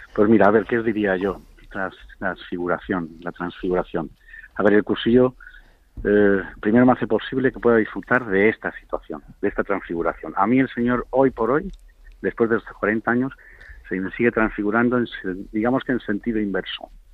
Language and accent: Spanish; Madrid, Community of Madrid, Spain; yo ahora mismo estoy en Cáceres, estoy, pero, pero sí, soy de Madrid